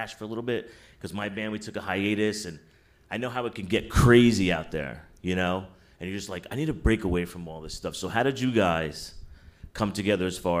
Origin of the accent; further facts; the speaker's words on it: New York City, New York, United States; I'm actually a New Yorker myself